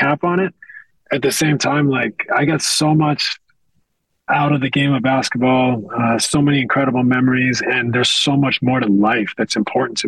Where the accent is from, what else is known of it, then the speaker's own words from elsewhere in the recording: west coast of Canada, Canada; moved away as an adult; I'm a kid from the West Coast of Canada. I didn't have NBA players in my neighborhood